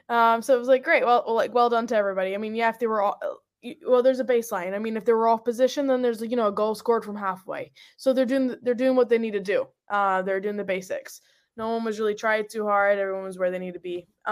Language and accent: English; Scotland, United Kingdom; moved away; So, like, so when I came from Scotland to over here, I stepped off the plane and that heat was big difference.